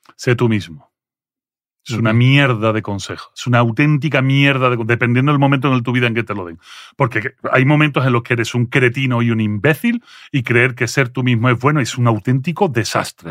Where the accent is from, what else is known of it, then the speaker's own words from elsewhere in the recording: Andalusia, Spain; accent: Andalusian; first language French; Spanish is a second language; moved away as an adult; also born or lived in Belgium / Seville; now in Mexico; yo no nací en España, yo nací en Bélgica, mis padres eran emigrantes andaluces en Bélgica. Cuando llego a Bélgica, eh, llego con seis años